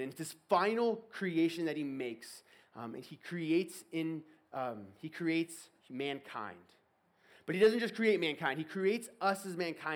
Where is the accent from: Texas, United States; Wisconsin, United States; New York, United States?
Texas, United States; moved away; I'm from Texas originally